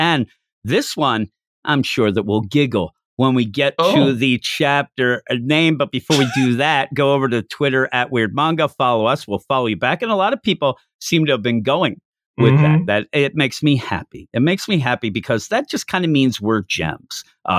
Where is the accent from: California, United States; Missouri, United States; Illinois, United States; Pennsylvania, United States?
Pennsylvania, United States; Philadelphia; I'm from the East Coast of the U.S.